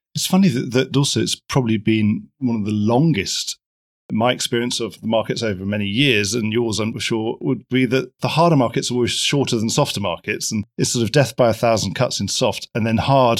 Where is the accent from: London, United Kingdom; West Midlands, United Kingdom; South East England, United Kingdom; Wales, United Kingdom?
London, United Kingdom; as a Londoner